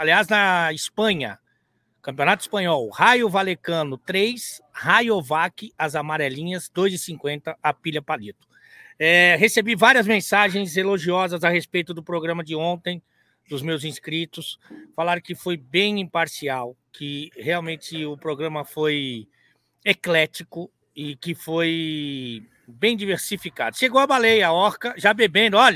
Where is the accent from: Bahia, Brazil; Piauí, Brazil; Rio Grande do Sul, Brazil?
Bahia, Brazil; Salvador; É sou de Salvador, eu é novo sou de Salvador.